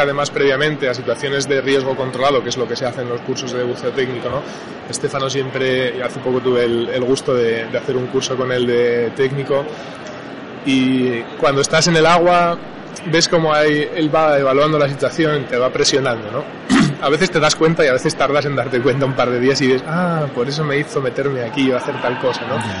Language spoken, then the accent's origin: Spanish; Navarre, Spain; soy navarro y en Navarra no tenemos mar